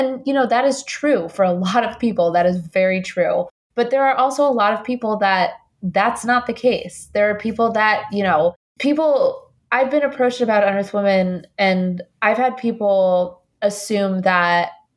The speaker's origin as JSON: {"language": "English", "country": "Colombia", "also_born_or_lived": "Indiana / New York", "moved": "yes", "lives_now": "United States", "said": "I'm an immigrant from Colombia."}